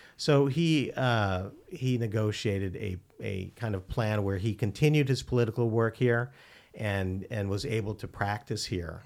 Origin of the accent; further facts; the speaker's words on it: Manila, Metro Manila, Philippines; moved away; I was born in the Philippines